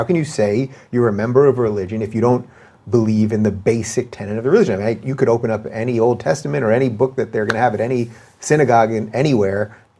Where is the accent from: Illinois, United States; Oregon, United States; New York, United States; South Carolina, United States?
New York, United States; Long Island; so I grew up in Long Island, everyone was either Jewish or Greek or Italian, basically